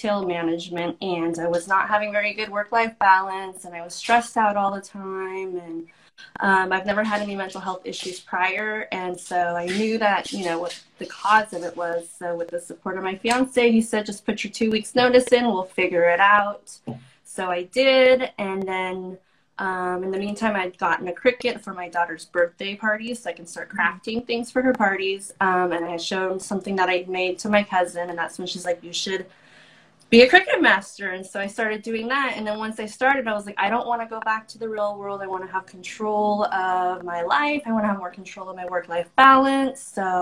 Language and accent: English; San Francisco Bay Area, California, United States; I'm from the San Francisco Bay Area.